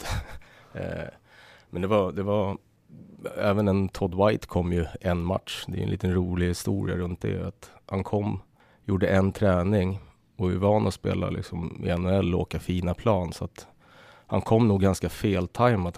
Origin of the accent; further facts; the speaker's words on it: Södertälje, Stockholm County, Sweden; Jag är uppväxt i SSK. Jag spelade ju, började i skridskoskolan när jag var sex